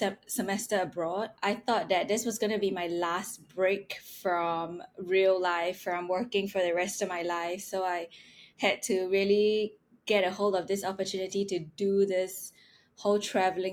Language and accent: English; Singapore; moved away; I'm from Singapore